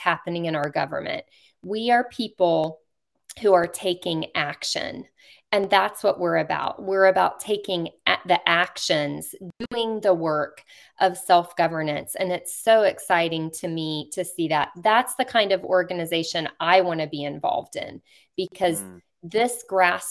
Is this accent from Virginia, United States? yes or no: yes; Virginia, United States; Virginia is my home state